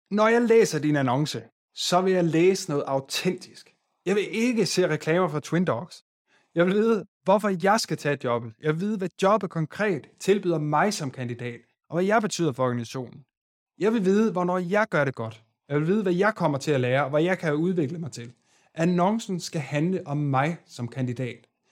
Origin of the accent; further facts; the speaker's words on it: Aarhus, Central Denmark Region, Denmark; Jeg er selv fra Aarhus